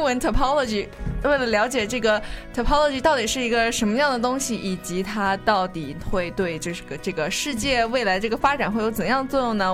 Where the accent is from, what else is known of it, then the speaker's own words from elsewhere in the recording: Nanjing, Jiangsu, China; moved away; 我是南京人嘛，嗯。就是我们那儿大家都会来，来吃汤包